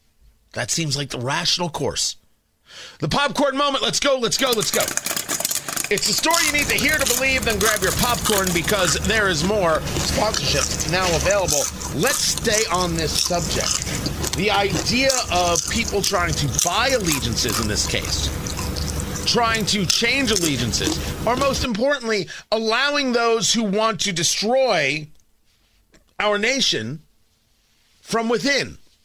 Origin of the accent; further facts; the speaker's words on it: United States; I'm supportive of the state of Israel, but I know I'm an American first, and American interests come first.